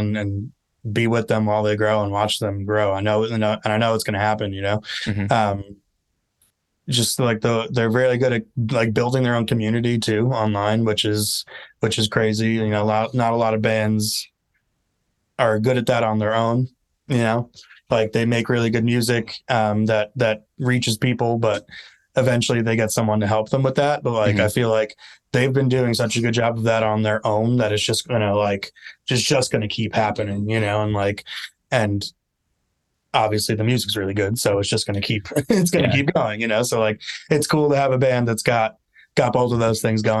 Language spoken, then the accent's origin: English; Long Island, New York, United States; I'm from Long Island